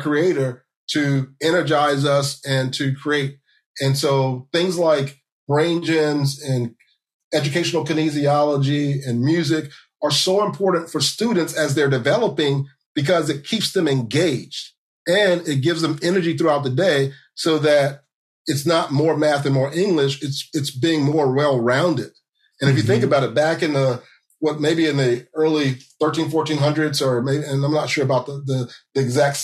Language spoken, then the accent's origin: English; Central Florida, United States; I grew up in Central Florida.